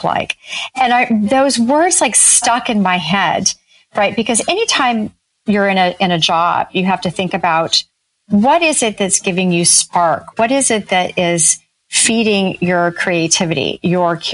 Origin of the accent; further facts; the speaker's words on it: Northern California, United States; I grew up in Northern California in a teeny tiny town